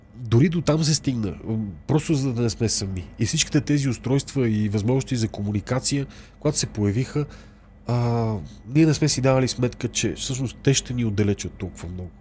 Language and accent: Bulgarian; Bulgaria; сме българи